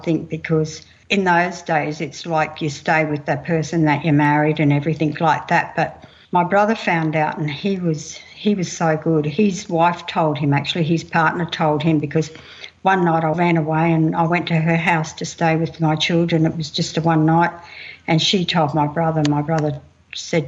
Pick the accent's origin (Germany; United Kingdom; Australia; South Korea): Australia; Mount Isa, Queensland; also born or lived in Camooweal; I'm Kalkadoon Wanyee. I grew up in Mount Isa and I spent many of my childhood days out in Kemmerwell.